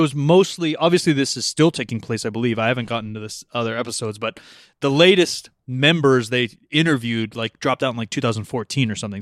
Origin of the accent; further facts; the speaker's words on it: California, United States; we're from California